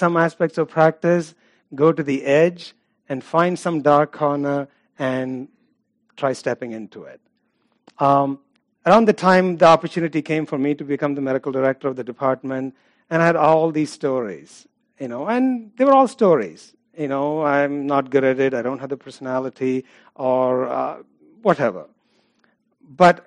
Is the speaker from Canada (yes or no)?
no; India; I'm from India, it's Hinduism